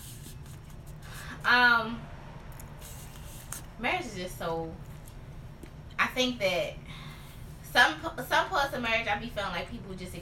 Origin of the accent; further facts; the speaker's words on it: Baltimore, Maryland, United States; I'm talking about from Baltimore, we don't have all them high end stores like how New York